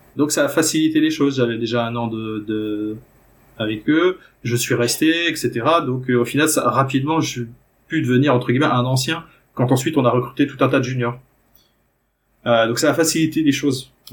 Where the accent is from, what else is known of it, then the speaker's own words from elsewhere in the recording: France; moved away; je suis français au départ